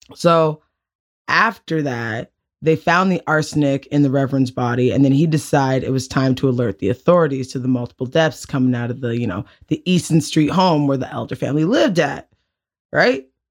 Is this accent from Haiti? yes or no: no; Canada; we're from Canada